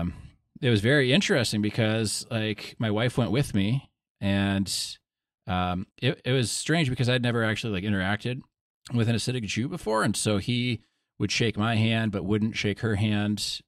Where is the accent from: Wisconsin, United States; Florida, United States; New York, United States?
Wisconsin, United States; also born or lived in Oklahoma; I'm from Wisconsin